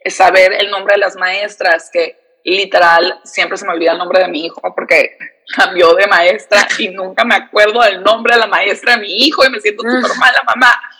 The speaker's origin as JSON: {"language": "Spanish", "town": "San Diego", "region": "California", "country": "United States", "tie": "born or raised there", "said": "Soy eh, de San Diego, aquí nací, aquí crecí. Mis papás son de Tijuana, pero no sé, o sea, siempre que digo que soy de San Diego me siento media falsa porque no me siento como que ni, no soy de aquí ni soy de allá, o sea, soy fronteriza 100%."}